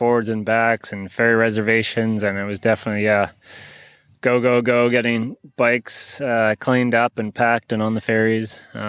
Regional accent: Comox Valley, British Columbia, Canada; I grew up in the Comox Valley

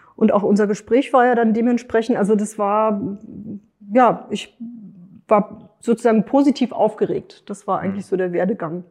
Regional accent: Frankfurt, Hesse, Germany; Ich komme aus Frankfurt

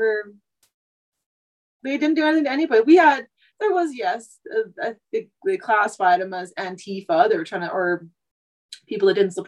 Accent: Vancouver, British Columbia, Canada; moved away as an adult; now in Saskatchewan, Canada; I was born and raised in Vancouver.

